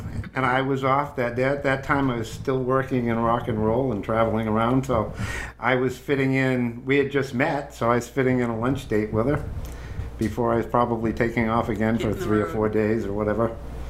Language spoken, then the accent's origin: English; Groton, Massachusetts, United States; I went to Groton High School in Groton, Mass, basically where I grew up until I was in my early 20s and left home.